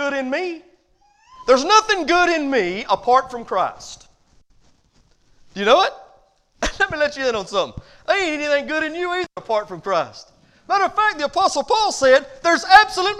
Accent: United States; as Americans

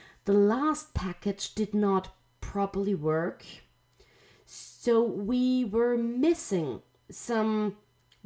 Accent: Austria; I'm Austrian

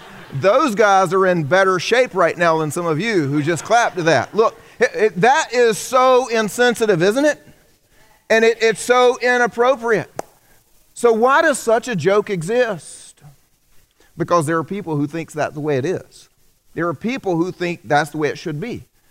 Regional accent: the South, United States; I grew up here in the South.

